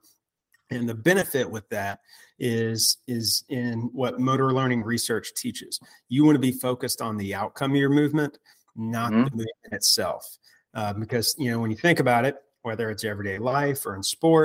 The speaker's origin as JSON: {"language": "English", "town": "Memphis", "region": "Tennessee", "country": "United States", "tie": "born or raised there", "also_born_or_lived": "Auburn, Alabama", "said": "So I am from Memphis, Tennessee, which I'm sure you may be able to tell by a little bit of an accent. And I'm back in Memphis now, but, grew up here throughout childhood"}